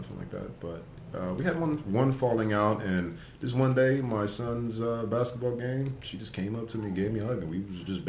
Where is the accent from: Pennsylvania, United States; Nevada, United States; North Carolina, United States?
Nevada, United States; Las Vegas; moved away as an adult; also born or lived in Washington State; now in Los Angeles, United States; Born and raised in Vegas